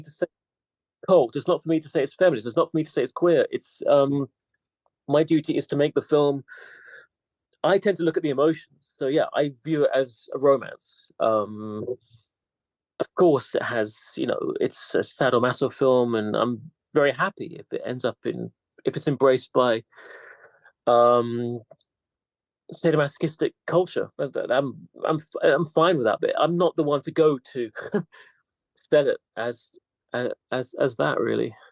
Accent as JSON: {"language": "English", "country": "United Kingdom", "tie": "born or raised there", "also_born_or_lived": "London", "said": "I'm half Greek actually, but still, I, I, I, I grew up in Britain. I never lived in Greece."}